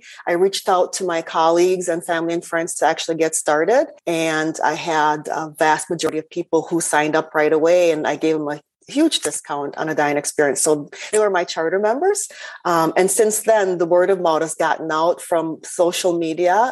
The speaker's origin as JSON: {"language": "English", "region": "Minnesota", "country": "United States", "tie": "born or raised there", "also_born_or_lived": "Jamaica / Scandinavia / Switzerland", "accent": "Minnesotan", "said": "I'm Jamaican born, but moved to Minnesota as a young child. So I consider myself a Minnesotan"}